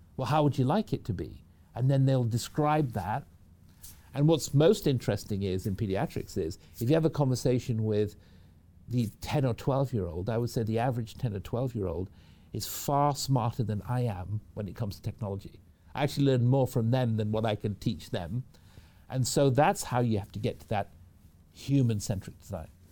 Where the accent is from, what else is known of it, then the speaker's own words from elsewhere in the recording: Manchester, North West England, United Kingdom; moved away as an adult; now in Seattle, United States; I, I was raised in the United Kingdom from Manchester in the UK. That's where I grew up, came over to the US when I was about 18